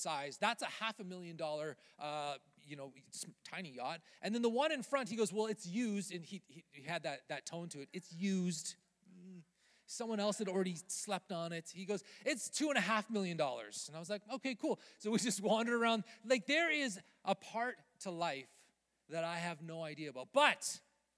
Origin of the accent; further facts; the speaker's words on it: Canada; I'm Canadian.